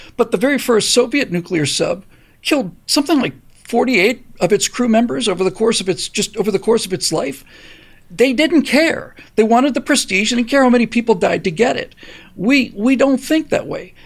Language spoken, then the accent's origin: English; United States; as an American